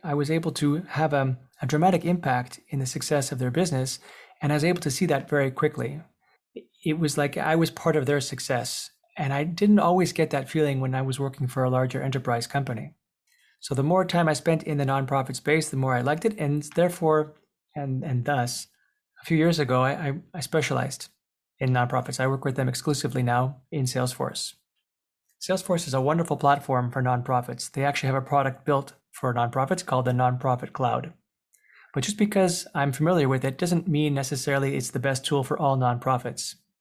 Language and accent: English; Montreal, Quebec, Canada; I was born in Montreal, Canada, to some European parents.